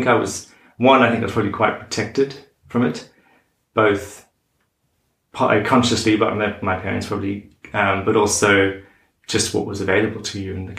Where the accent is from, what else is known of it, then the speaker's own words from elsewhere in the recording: Cape area of South Africa, Western Cape, South Africa; moved away; I grew up in Cape area of South Africa, which is on the southern tip